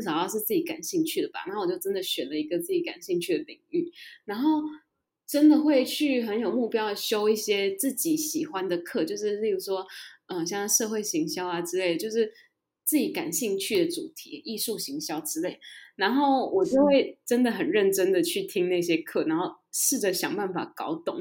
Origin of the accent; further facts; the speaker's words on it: Taiwan; also born or lived in United Kingdom; 我们台湾人就是差这一点